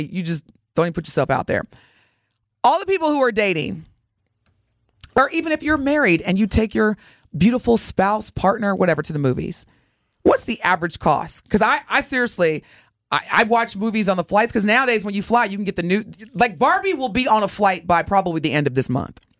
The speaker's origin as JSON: {"language": "English", "town": "Evansville", "region": "Indiana", "country": "United States", "tie": "born or raised there", "moved": "yes", "said": "growing up in Evansville, Indiana"}